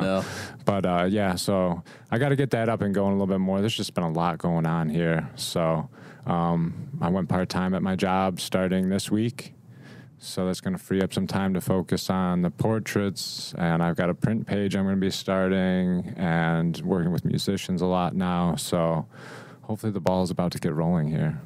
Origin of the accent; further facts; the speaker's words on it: Rochester, New York, United States; moved away as an adult; now in Nashville, United States; I grew up in Rochester, so Kodak was a big thing.